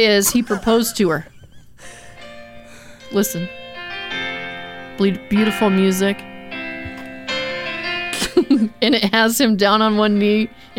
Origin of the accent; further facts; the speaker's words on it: Arizona, United States; moved away; I grew up in Arizona.